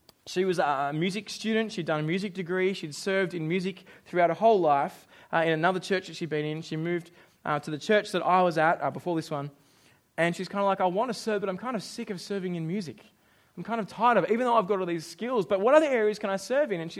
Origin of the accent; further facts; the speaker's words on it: Australia; now in New Zealand; I'm Australian